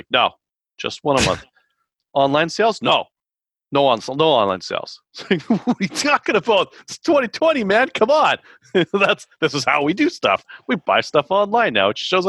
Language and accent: English; Georgia, United States; if the Democrats actually win the 2 Senate seats up for grabs in my home state of Georgia.